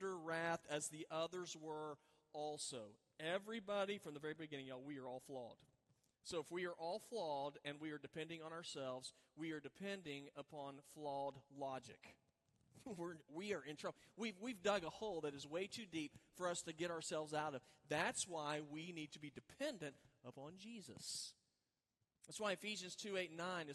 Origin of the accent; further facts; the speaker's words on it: Oklahoma, United States; moved away; I grew up in Oklahoma